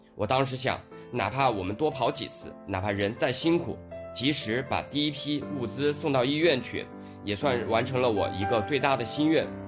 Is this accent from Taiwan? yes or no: no; Wuhan, Hubei, China; also born or lived in Anhui; 虽然我不是湖北人，但我四岁就从安徽来到武汉，吃着鸭脖子、热干面，听着江轮的汽笛声，守着黄鹤楼长大，这里有我各种成长的记忆